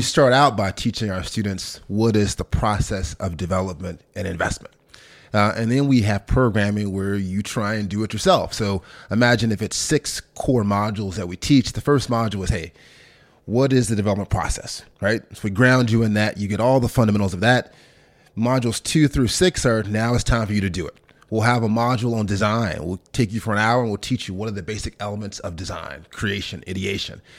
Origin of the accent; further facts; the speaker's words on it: Memphis, Tennessee, United States; moved away as an adult; also born or lived in Sardis, Mississippi / London; I'm born in a small town in Mississippi, about ten thousand folks called Sardis, uh, but then really grew up in Memphis, Tennessee. My mom moved there when I was probably five or six years old